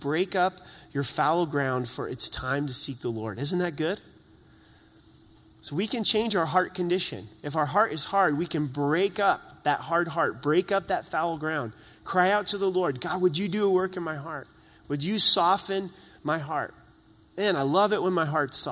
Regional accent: Southern Oregon, United States; now in Colorado, United States; I grew up in Southern Oregon.

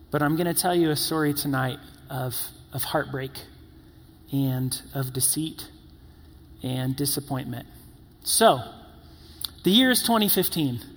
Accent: the South, United States; and in growing up in the South, you hear about this fabled place called In N Out.

